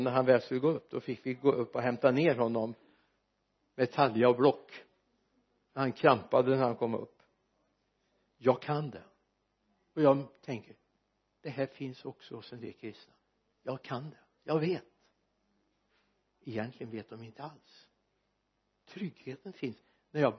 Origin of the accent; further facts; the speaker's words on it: Sweden; jag är väldigt glad för att jag är svensk medborgare